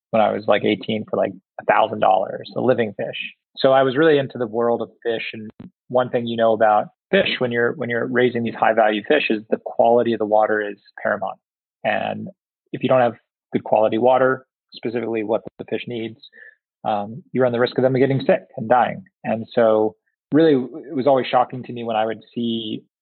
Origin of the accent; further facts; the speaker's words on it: Singapore; also born or lived in Southeast Asia; I I grew up predominantly in Southeast Asia and Singapore